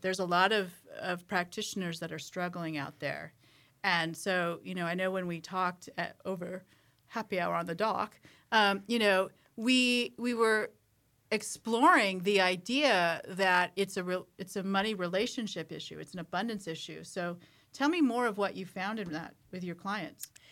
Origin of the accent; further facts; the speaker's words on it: San Diego, California, United States; moved away as an adult; also born or lived in Boston; I lived in San Diego when I grew up.